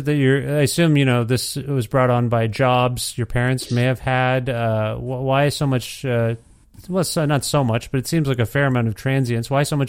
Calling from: Edmonton, Alberta, Canada; moved away; That's where I'm calling you from. My family and I moved to Edmonton, Alberta in January 2020.

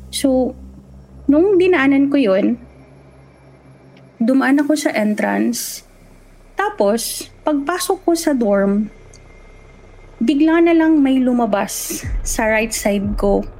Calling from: Dubai, United Arab Emirates

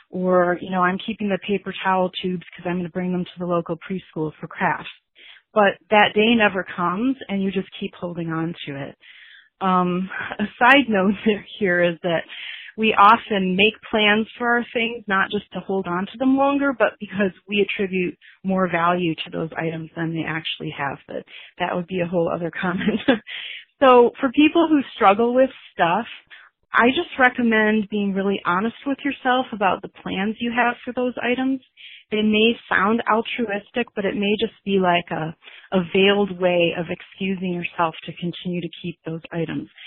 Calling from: California, United States; from the Bay Area, and I just wanted to make a comment on your sustainable living episode.

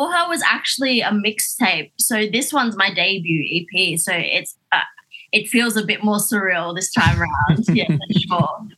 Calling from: Sydney, New South Wales, Australia; I am here in Sydney.

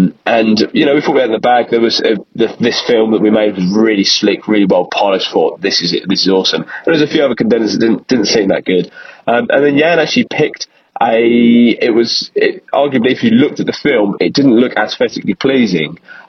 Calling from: London, United Kingdom; I'm a huge fan and regular listener of your podcast. I'm actually calling from London, England.

